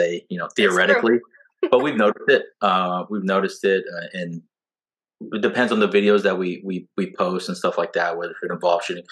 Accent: Southern California, United States; also born or lived in Orange Grove, Texas; now in Texas, United States; we're originally from Southern California

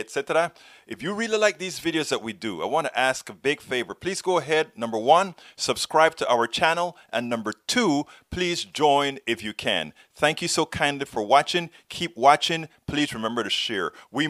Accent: Panama; I'm from Panama.

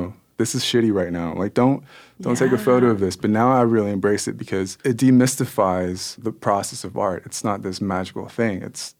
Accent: Kansas City, United States; born there; And so I was born in Kansas City.

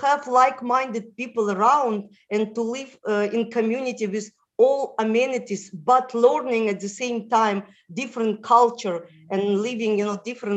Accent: Moldova; first language Russian; English is a second language; moved away; also born or lived in Israel; I was born in Moldova, where the national language is Romanian.

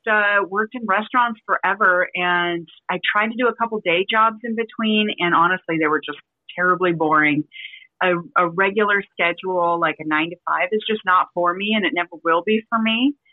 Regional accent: Las Vegas, Nevada, United States; moved away as an adult; now in San Diego, United States; I grew up in Las Vegas, so it stemmed from just baking it till I made it. So I worked um, on the strip in restaurants and then I was tired of living in Vegas. So I moved out to San Diego.

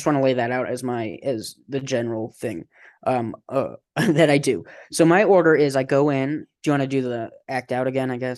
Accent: Colorado, United States; Growing up in Colorado

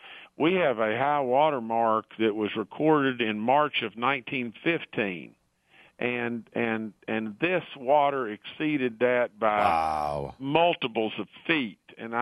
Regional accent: Beckley, West Virginia, United States; And I grew up in Beckley, West Virginia. I've been in West Virginia all my life.

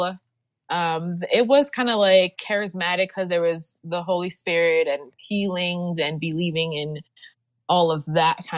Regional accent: Liberia; I'm from Africa, West Africa, Liberia, it is yeah. a Christian nation.

